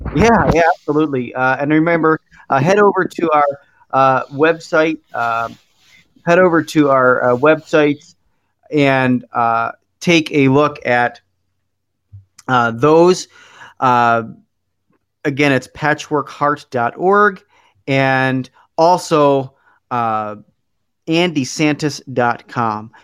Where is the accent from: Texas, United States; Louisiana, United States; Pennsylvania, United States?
Pennsylvania, United States; Philadelphia; now in Milwaukee, United States; I I grew up in Philadelphia, but I now live in Milwaukee